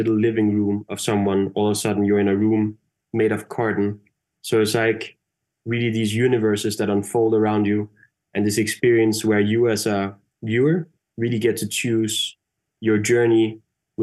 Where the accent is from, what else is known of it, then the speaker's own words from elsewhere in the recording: Denmark; I'm from Denmark, and I remember growing up in school, like in Denmark